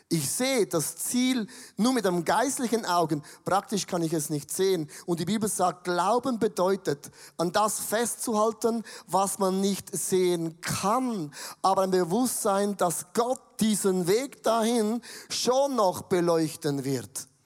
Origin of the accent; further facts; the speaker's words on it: Switzerland; Aber für mich als Schweizer habe ich gedacht